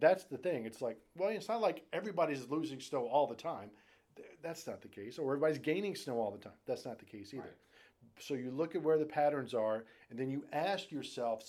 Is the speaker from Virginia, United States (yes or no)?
yes; Richmond, Virginia, United States; moved away; also born or lived in South Jersey; I'm a Southern boy. I'm from Richmond, Virginia.